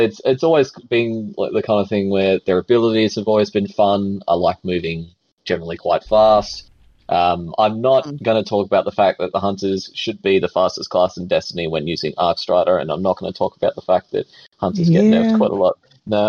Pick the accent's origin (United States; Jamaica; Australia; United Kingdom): Australia; We're Australian. It's part of the DNA.